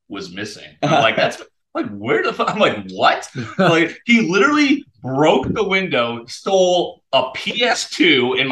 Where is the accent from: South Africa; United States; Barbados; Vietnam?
United States; Connecticut; We had cleaning ladies growing up in Connecticut